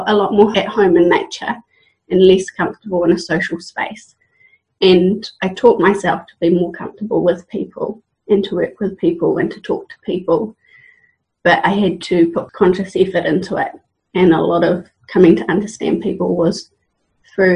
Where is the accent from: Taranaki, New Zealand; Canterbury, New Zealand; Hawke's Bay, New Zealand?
Hawke's Bay, New Zealand; Waipukurau; moved away as an adult; also born or lived in Australia; now in Hawke's Bay, New Zealand; I was born and raised in Waipukuro in Hawke's Bay